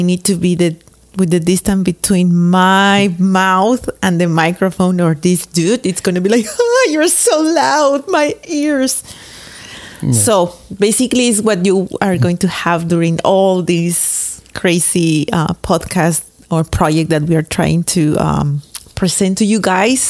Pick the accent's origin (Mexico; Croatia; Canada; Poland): Mexico; I'm from Mexico, of course, the land of tequila, avocado, tacos, mariachi, and loud people.